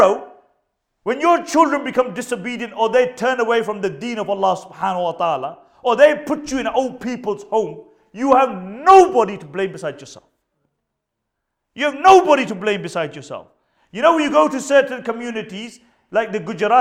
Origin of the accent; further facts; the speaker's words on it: Punjab, Pakistan; I'm Pakistani myself